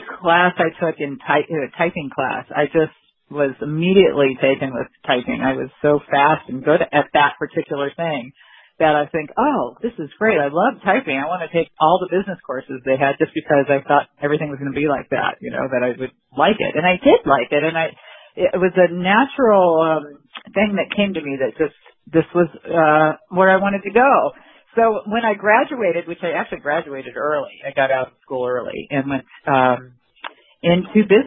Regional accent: Phoenix, Arizona, United States; I was born in Phoenix, Arizona, and I still live in the same basic area.

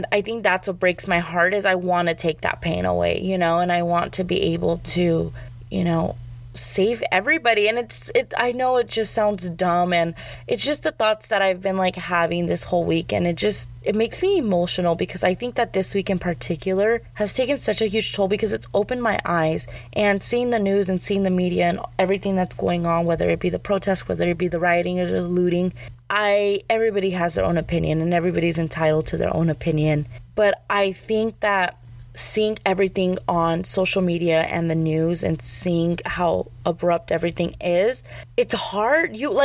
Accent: Arizona, United States; growing up in Arizona

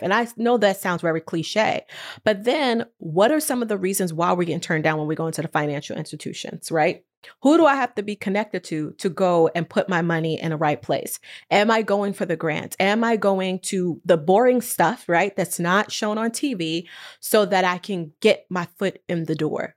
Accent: New York, United States; moved away as an adult; now in California, United States; I'm from New York, and I decided that I needed a different pace of life. And I moved to California

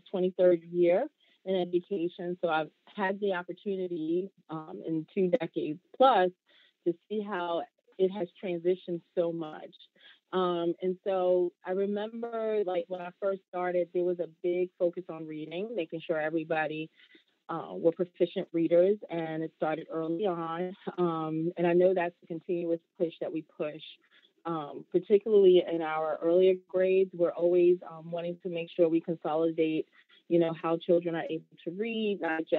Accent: Jersey City, New Jersey, United States; moved away as an adult; now in Maryland, United States; I am originally from Jersey City, New Jersey, where I was born and bred

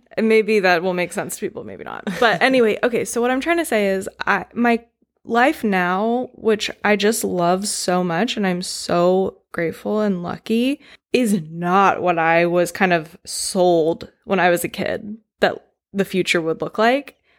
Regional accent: North Carolina, United States; moved away; ten years old growing up in North Carolina in the nineties

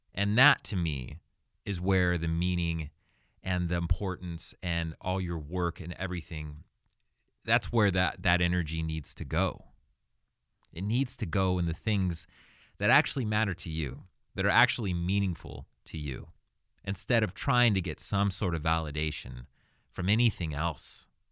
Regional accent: Arizona, United States; now in Los Angeles, United States; I was born in Arizona, nineteen eighty-four.

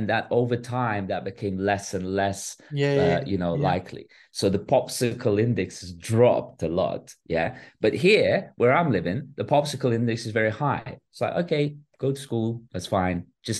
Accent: Bosnia & Herzegovina; moved away; I'm a refugee from Bosnia. Yeah. So I've lived through 3 years of war.

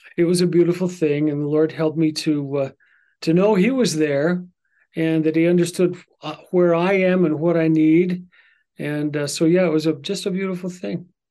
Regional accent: Vermont, United States; I was born in Vermont, December twelfth

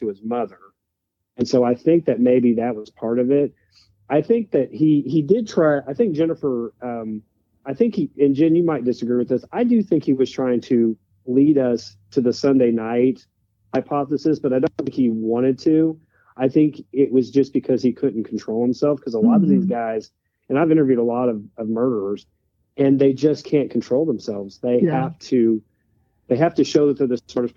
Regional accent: Oregon, United States; now in Arkansas, United States; in Oregon where I grew up

